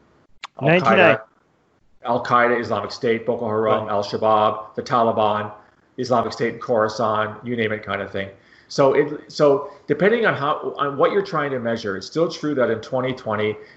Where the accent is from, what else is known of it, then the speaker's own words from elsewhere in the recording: Canada; I'm Canadian